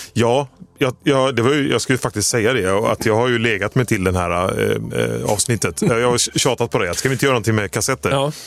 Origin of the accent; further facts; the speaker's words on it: village neighbouring Ucklum, Västra Götaland, Sweden; grannbyn till där jag är uppvuxen